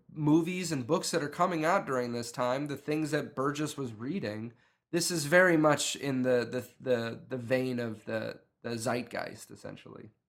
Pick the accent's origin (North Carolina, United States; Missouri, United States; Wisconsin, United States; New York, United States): New York, United States; upstate; moved away; I grew up in New York, but I didn't grow up in New York City. I grew up in upstate New York.